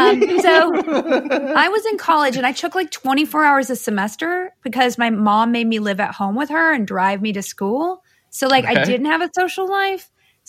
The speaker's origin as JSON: {"language": "English", "region": "the South", "country": "United States", "tie": "born or raised there", "said": "I grew up in all over the South, but I went to UT Austin."}